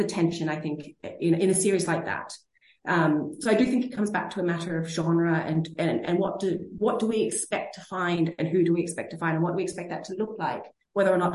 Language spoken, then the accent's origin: English; Sydney, New South Wales, Australia; moved away as an adult; also born or lived in Berlin, Germany; now in Oslo, Norway; I'm from Sydney